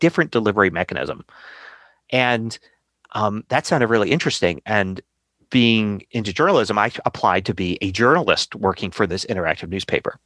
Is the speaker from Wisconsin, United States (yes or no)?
no; Philadelphia, Pennsylvania, United States; I grew up in Philadelphia